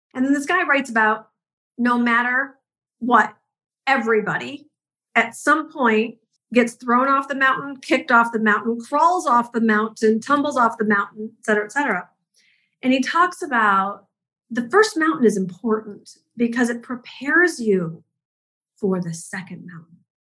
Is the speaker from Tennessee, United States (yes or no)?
no; Detroit, Michigan, United States; I grew up in the Midwest. I'm a school teacher's kid from Detroit